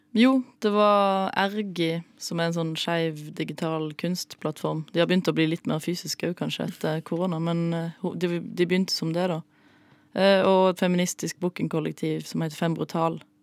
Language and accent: Norwegian; Flekkefjord, Agder, Norway; Flekkefjord, der jeg er fra.